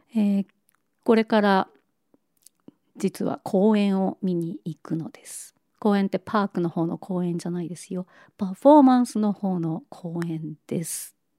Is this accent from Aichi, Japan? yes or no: no; Niigata, Japan; moved away; 雪深い新潟で育った